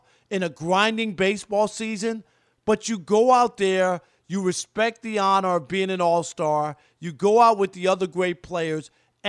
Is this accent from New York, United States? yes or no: yes; New York, United States; as a kid growing up in New York